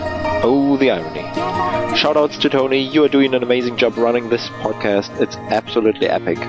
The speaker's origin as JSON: {"language": "English", "country": "Germany", "said": "I'm from Germany."}